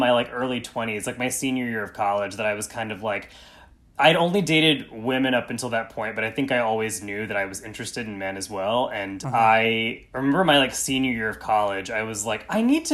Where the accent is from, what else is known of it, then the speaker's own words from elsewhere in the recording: East Tennessee, United States; grew up in a very conservative, very white, small town in East Tennessee